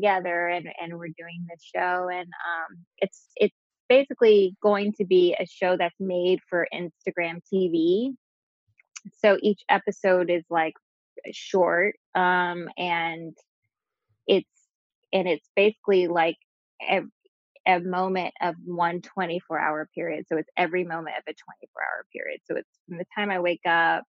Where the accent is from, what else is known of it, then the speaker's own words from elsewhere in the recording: Texas, United States; moved away as an adult; now in New York, United States; I grew up in Texas